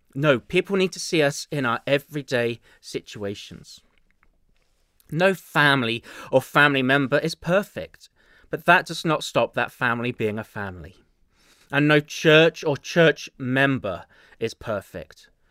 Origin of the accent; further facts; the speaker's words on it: England, United Kingdom; accent: English; now in Chicago, United States; my dulcet English accent